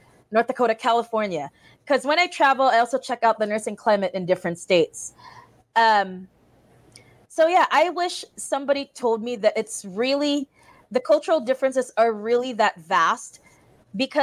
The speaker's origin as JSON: {"language": "English", "country": "Philippines", "moved": "as an adult", "lives_now": "Valley City, United States", "said": "I'm a Filipino nurse coming to Valley City"}